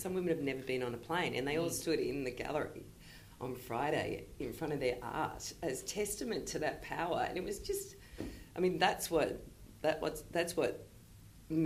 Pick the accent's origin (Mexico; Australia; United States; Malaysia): Australia